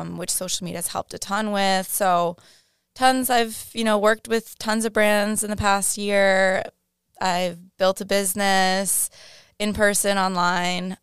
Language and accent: English; Rhode Island, United States; moved away as an adult; also born or lived in Boston; now in Miami, United States; I grew up grew up in Rhode Island